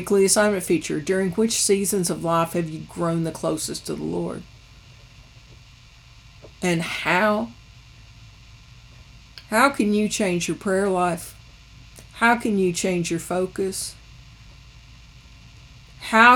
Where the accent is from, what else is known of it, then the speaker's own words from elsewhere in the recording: United States; each of us as American Christians